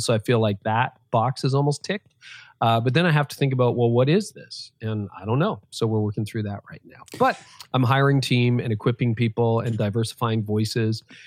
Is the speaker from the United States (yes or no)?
no; Canada; I was born in Canada